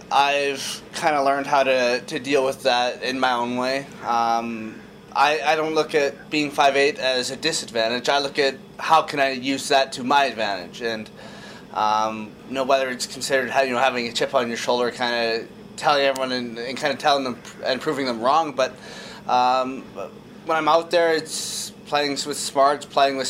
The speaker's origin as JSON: {"language": "English", "town": "Kamloops", "region": "British Columbia", "country": "Canada", "tie": "born or raised there", "said": "I grew up in Kamloops, we backed onto an outdoor park"}